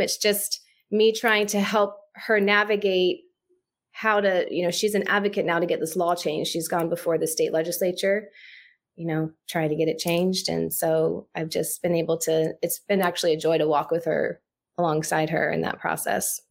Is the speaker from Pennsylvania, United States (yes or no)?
no; Jacksonville, Florida, United States; I'm a native Floridian. I grew up in Jacksonville, Florida